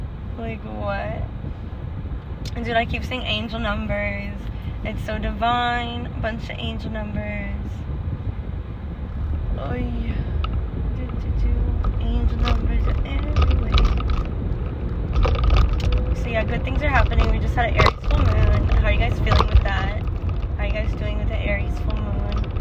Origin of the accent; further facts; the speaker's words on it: Massachusetts, United States; accent: Boston; I say with my Boston accent.